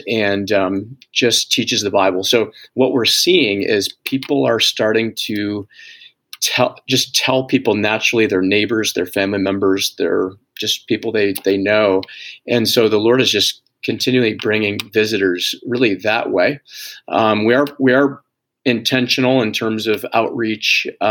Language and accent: English; Zeeland, Michigan, United States; I'm from Zealand, born and raised here.